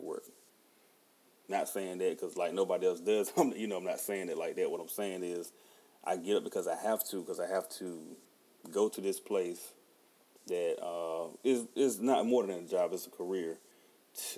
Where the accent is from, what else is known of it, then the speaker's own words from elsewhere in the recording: Halifax, North Carolina, United States; also born or lived in Rocky Mount, North Carolina / Wake County, North Carolina; I'm originally from Halifax, North Carolina. I was born in Nash General Hospital in Rocky Mount, which is Rocky Mount. Nash County is also my home